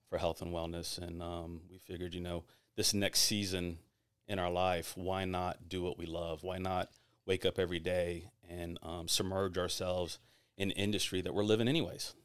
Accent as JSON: {"language": "English", "town": "Tampa", "region": "Florida", "country": "United States", "tie": "born or raised there", "said": "I'm born and raised in Tampa"}